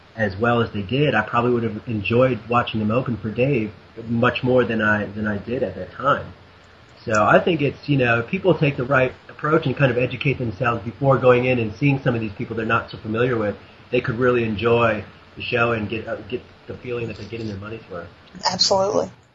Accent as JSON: {"language": "English", "region": "Wisconsin", "country": "United States", "tie": "born or raised there", "said": "I grew up in Wisconsin, about 40 minutes from Alpine"}